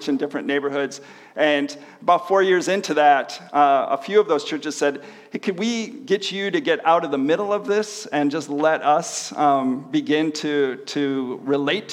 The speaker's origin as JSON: {"language": "English", "town": "Chicago", "region": "Illinois", "country": "United States", "also_born_or_lived": "Manila, Philippines", "moved": "as an adult", "lives_now": "Hamilton, Canada", "said": "I'm originally from the Chicago area"}